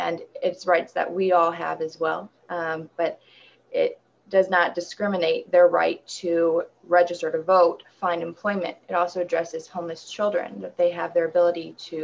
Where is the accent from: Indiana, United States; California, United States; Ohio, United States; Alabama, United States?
Indiana, United States; South Bend; I was born and raised in South Bend, Indiana